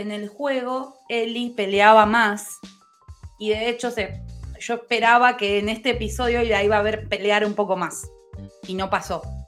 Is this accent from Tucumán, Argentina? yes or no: no; Lomas de Zamora, Buenos Aires Province, Argentina; soy de Lomas